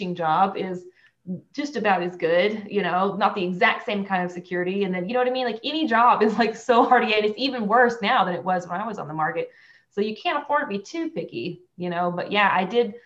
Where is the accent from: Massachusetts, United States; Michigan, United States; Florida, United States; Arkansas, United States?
Arkansas, United States; Conway County; also born or lived in Clarksville, Tennessee / Fayetteville, Arkansas; I'm originally from Conway County